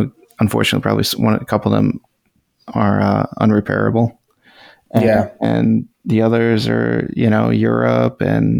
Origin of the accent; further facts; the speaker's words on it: California, United States; I'm from California.